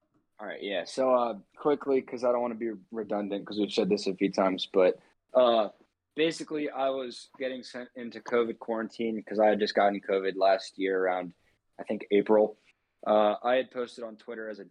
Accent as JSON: {"language": "English", "country": "United States", "said": "all three of them and myself are all like from the same general area. We're all, you know, pretty close in the DMV"}